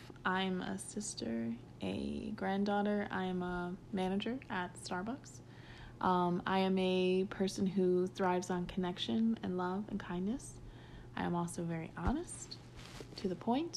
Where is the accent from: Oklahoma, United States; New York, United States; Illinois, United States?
Illinois, United States; Bolingbrook; also born or lived in Chicagoland area, Illinois; I was born in Illinois. I originally grew up in Bolingbrook, Illinois, for several years. Moved around a little bit in those suburbs. I've been in a lot of suburbs in Illinois, but basically in the Chicagoland